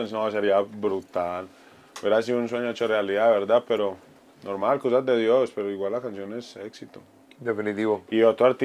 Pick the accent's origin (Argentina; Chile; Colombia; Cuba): Colombia; … me representa a mí como colombiano, eh, pues eh, … quita el estigma de que nosotros somos droga y eso